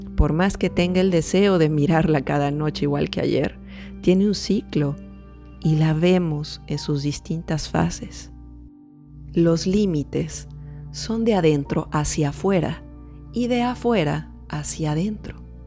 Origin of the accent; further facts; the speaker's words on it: Mexico; psicóloga mexicana